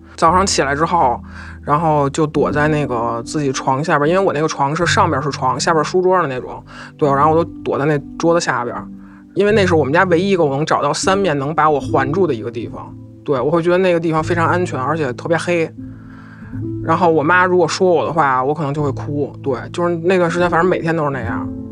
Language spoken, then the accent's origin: Chinese; Beijing, China; 我是一个北京人。北京这边的环境确实没有那么的压抑